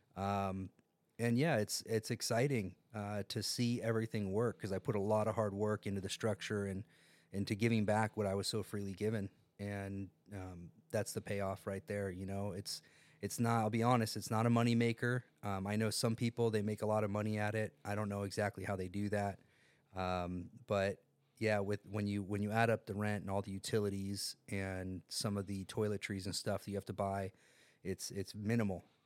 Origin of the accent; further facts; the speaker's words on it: San Diego, California, United States; also born or lived in Carmel Valley, San Diego; I grew up in North Park until I was thirteen years old